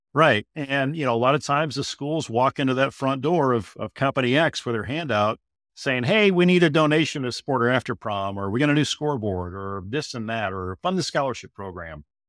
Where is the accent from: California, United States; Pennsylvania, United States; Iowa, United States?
Iowa, United States; my home state of Iowa here